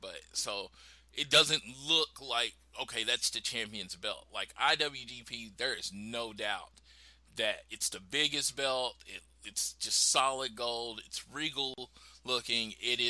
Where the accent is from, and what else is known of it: Oklahoma City, Oklahoma, United States; born or raised there